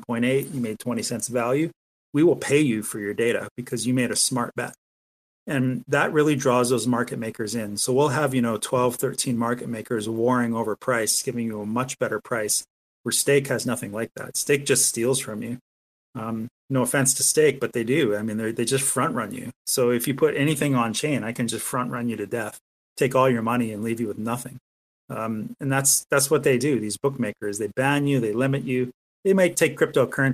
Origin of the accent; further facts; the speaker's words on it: Canada; I'm a Canadian